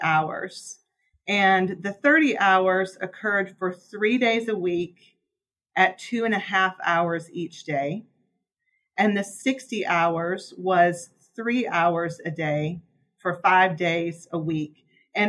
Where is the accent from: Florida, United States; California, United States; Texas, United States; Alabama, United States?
Alabama, United States; Birmingham; moved away; also born or lived in Virginia; I'm originally from Birmingham, Alabama